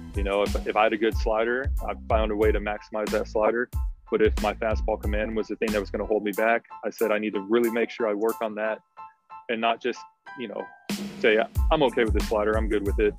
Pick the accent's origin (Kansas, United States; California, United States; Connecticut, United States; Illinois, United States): California, United States; the Bay Area; we're all from the Bay